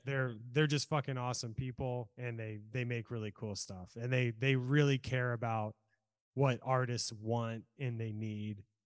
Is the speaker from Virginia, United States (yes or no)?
yes; Norfolk, Virginia, United States; also born or lived in California; now in Salem, United States; I'm from Norfolk, Virginia